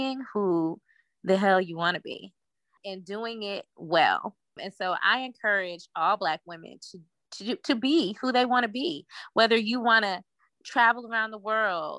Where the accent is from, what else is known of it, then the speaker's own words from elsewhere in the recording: Virginia, United States; also born or lived in Washington, District of Columbia, United States; now in Atlanta, United States; I'm originally from Virginia, like you mentioned. And I moved to Atlanta from DC